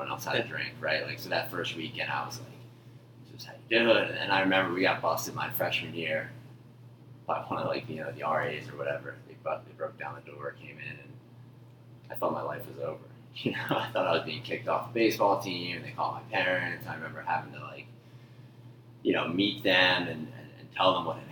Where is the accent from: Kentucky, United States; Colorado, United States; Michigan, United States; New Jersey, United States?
New Jersey, United States; Haddonfield; I grew up in South Jersey, a little town called Haddonfield, right outside of Philadelphia.